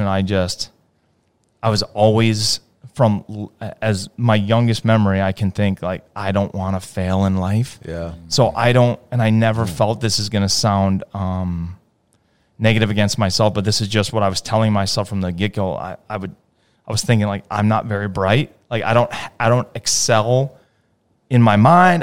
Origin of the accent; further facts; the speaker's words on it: Hartford, Connecticut, United States; I was born in Hartford, Connecticut.